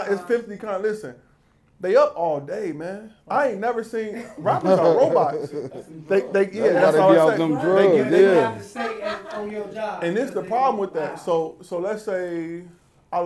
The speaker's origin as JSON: {"language": "English", "town": "Chicago", "region": "Illinois", "country": "United States", "said": "I'm from Chicago."}